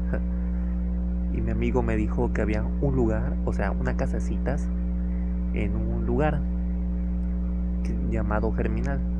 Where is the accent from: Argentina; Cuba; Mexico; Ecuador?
Mexico; Ciudad Madero, Tamaulipas; ¿Qué voy a estar haciendo en Altamira? Si yo soy de Madero.